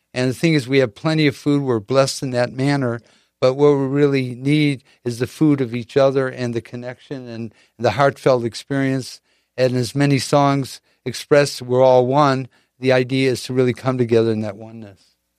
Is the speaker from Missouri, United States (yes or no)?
no; Chicago, Illinois, United States; now in San Diego, United States; in the Midwest growing up in Chicago